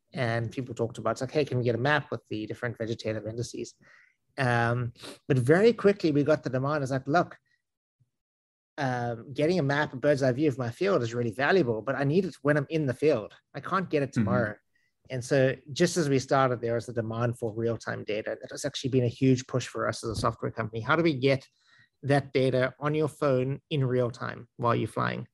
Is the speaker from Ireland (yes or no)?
no; South Africa; accent: South African; also born or lived in San Francisco, United States; now in Westfield, United States; accent is I'm South African, but I lived around the United States a bit